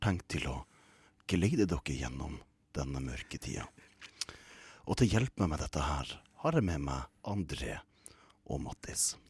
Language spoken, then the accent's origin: Norwegian; Kristiansand, Agder, Norway; jeg er fra Kristiansand